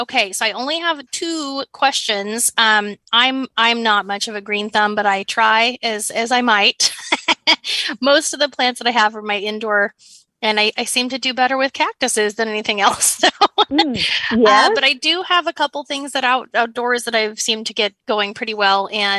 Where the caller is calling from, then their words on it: Washington, United States; I'm actually right outside of Seattle, Washington.